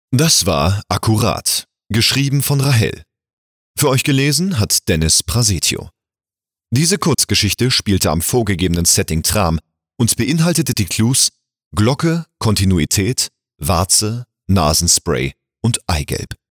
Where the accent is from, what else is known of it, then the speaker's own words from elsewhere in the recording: Hamburg, Germany; now in Bühl, Germany; ich bin 85er Jahrgang und gebürtiger Hamburger, lebe aber zurzeit im wunderschönen Bühl im Badener Land